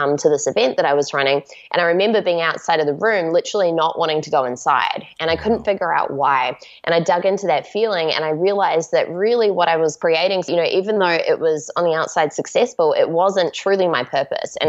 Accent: Auckland, New Zealand; I grew up in Auckland, New Zealand

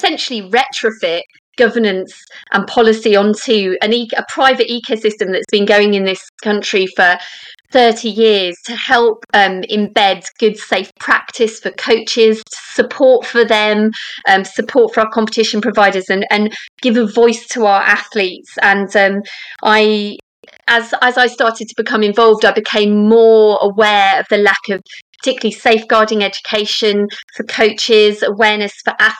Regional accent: London, United Kingdom; I grew up in Southwest London

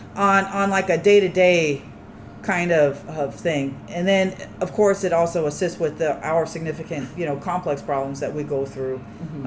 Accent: Tucson, Arizona, United States; moved away; I am from Tucson, Arizona, where there's a bunch of dirt and cactus, you know, and that's what I know. My my water activity is a swimming pool. That you know, that's that's all I know. That's how I was raised

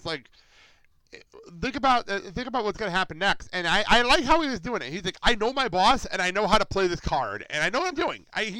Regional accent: Garfield, United States; born or raised there

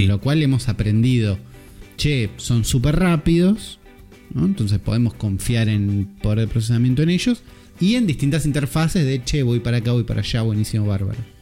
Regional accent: Argentina

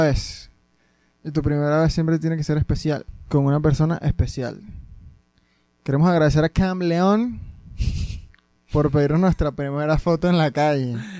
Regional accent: Barquisimeto, Lara, Venezuela; nosotros por lo menos que somos de Venezuela, Barquisimeto

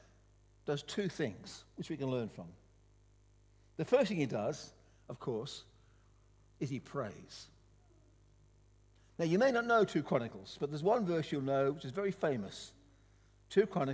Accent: Liverpool, North West England, United Kingdom; now in Queensland, Australia; I was born in Liverpool, England

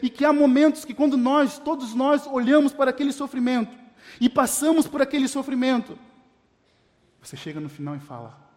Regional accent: Paranaguá, Paraná, Brazil; moved away as an adult; also born or lived in Acre; Minha família mora no Paraná, para quem não sabe, eu sou do Paraná, de Paranaguá, cidade portuária.

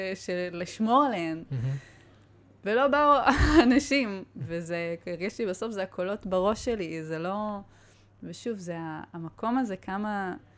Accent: Israel; אני באה מקיבוץ

